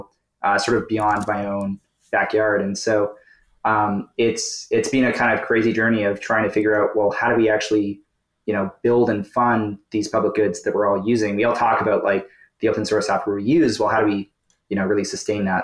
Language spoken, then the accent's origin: English; Toronto, Ontario, Canada; Toronto is sort of where I've called home actually my whole life